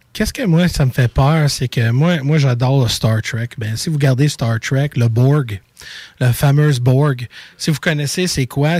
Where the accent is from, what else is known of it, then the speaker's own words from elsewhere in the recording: Montreal, Quebec, Canada; Je viens de Montréal